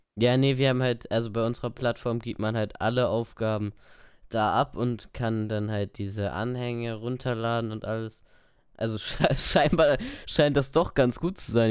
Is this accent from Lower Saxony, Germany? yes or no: yes; Lower Saxony, Germany; ich komme aus Niedersachsen, nicht aus Bayern